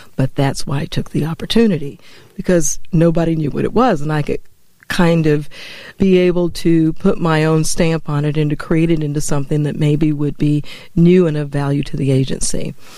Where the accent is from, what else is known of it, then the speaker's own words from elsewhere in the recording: Denver, Colorado, United States; moved away as an adult; also born or lived in Atlanta; I grew up in Denver, Colorado